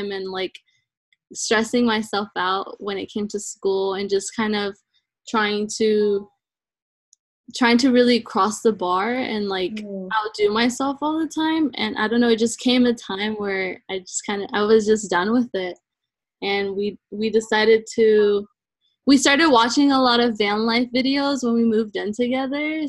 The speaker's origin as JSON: {"language": "English", "town": "Dallas", "region": "Texas", "country": "United States", "tie": "born or raised there", "also_born_or_lived": "Colombia", "said": "I was born in Colombia. I moved here to the United States when I was 2 years old, and I grew up in Dallas, Texas"}